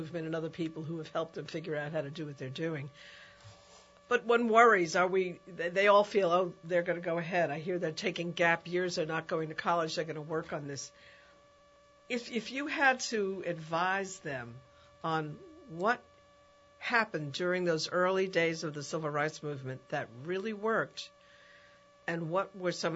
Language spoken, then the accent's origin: English; New York, United States; I grew up in New York